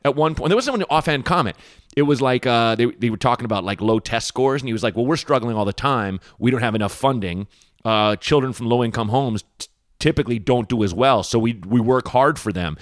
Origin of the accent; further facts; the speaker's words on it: Portland, United States; growing up in Portland, we were in a kind of a shitty area